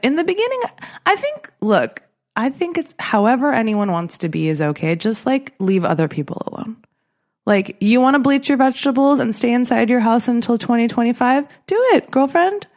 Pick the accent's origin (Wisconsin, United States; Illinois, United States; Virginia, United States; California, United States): California, United States; Southern; I'm from Southern California